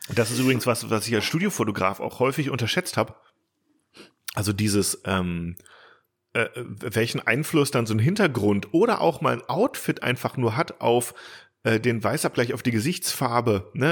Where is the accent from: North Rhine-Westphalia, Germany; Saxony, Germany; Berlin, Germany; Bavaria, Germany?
North Rhine-Westphalia, Germany; Bielefeld; für mich als Bielefelder